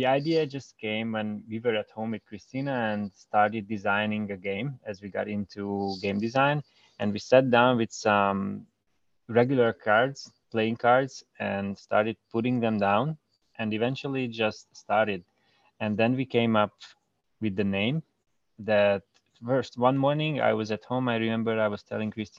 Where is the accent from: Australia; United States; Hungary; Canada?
Hungary; originally we are from Hungary